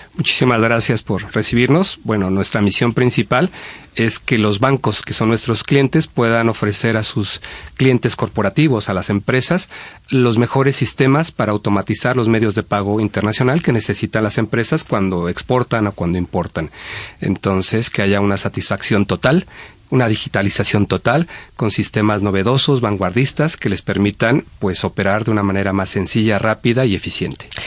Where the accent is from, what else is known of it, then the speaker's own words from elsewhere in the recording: Mexico; moved away as an adult; now in Spain; México, que es también mi país